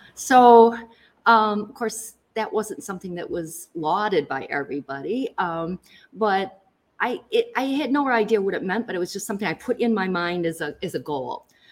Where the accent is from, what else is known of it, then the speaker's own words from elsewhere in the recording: Lansing, Michigan, United States; growing up in Lansing and going to Easter